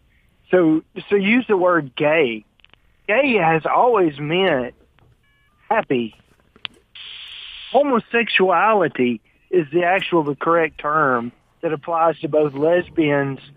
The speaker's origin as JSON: {"language": "English", "country": "United States", "tie": "born or raised there", "said": "I was born in America."}